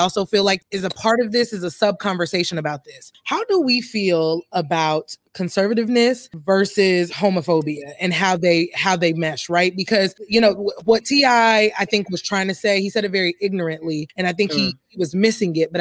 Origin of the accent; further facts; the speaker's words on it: Deep South, United States; I'm from the Deep South